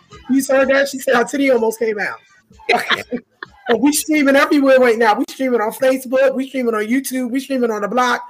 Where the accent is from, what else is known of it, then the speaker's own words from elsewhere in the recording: New York City, New York, United States; Queens, born and raised, baby.